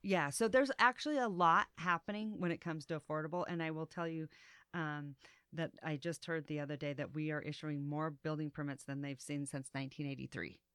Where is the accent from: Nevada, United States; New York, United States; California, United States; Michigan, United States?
Nevada, United States; Reno; I was born and raised here